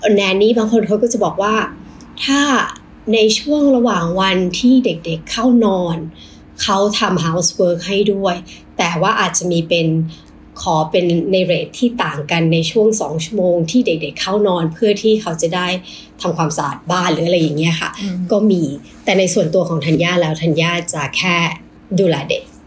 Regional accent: Thailand; moved away; เราสามารถที่จะใช้ภาษาแม่ของเราคือภาษาไท

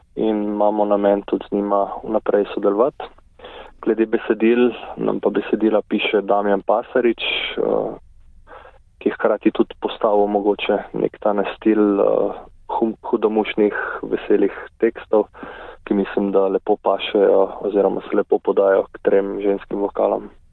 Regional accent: Grosuplje, Central Slovenia, Slovenia; Jaz prihajam z Grosuplja. Tukaj sem hodil tudi v nižjo glasbeno šolo

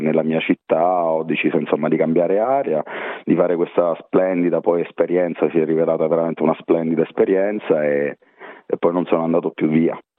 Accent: Teramo, Abruzzo, Italy; moved away as an adult; now in Perth, Australia; io sono di Teramo, splendida cittadina abruzzese

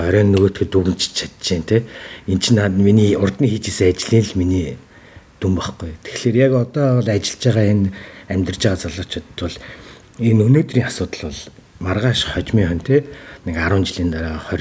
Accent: Mongolia; moved away

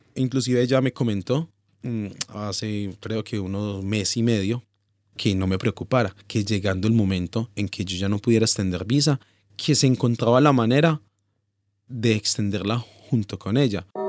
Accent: Pereira, Risaralda, Colombia; moved away as an adult; now in Australia; en sí soy colombiano y me siento orgulloso de ser pereirano

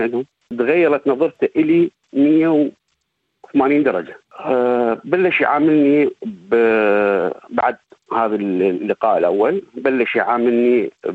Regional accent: southern Iraq, Iraq; moved away as an adult; also born or lived in Baghdad, Iraq / Syria / Jordan; now in Victoria, Australia; أنا من مواليد آه، جنوب العراق

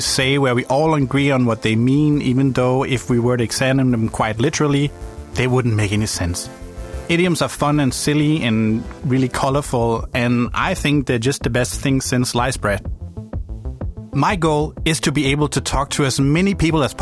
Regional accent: Denmark; first language Danish; English is a second language; also born or lived in Germany; now in Melbourne, Australia; I was born in Denmark and spent some time in Germany before ending up in Melbourne. English is my second language and the Danish one is my first.

